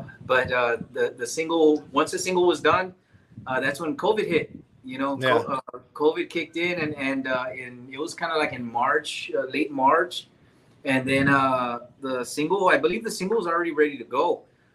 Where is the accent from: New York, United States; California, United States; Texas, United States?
Texas, United States; Dilley; I'm originally from Dilly.